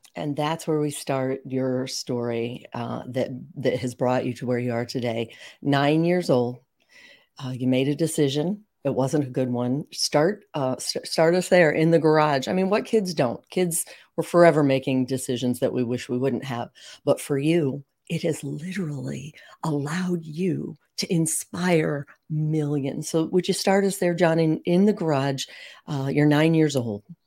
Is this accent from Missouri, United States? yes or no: yes; St. Louis, Missouri, United States; we bo-, grew up in Saint Louis. We're both in Saint Louis now.